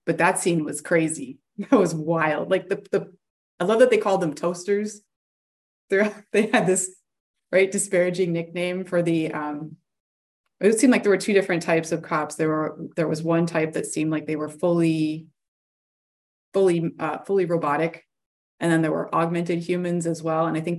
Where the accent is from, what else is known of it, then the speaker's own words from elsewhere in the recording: Massachusetts, United States; because I grew up in Massachusetts. And so it's interesting to me that that's like things that have happened in my home state.